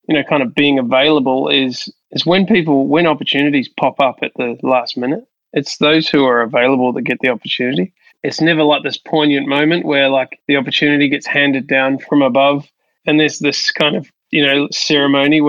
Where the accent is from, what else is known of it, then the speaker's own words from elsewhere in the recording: Hastings, Hawke's Bay, New Zealand; now in Sydney, Australia; I grew up in New Zealand in a small town called Hastings, which is on the east coast of the North Island of New Zealand.